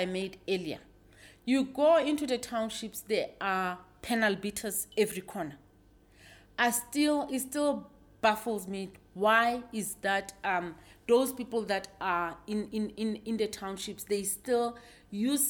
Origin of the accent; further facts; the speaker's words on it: Lesotho; now in South Africa; I was born in Lesotho, although I'm naturalized here in mm-hmm. South Africa.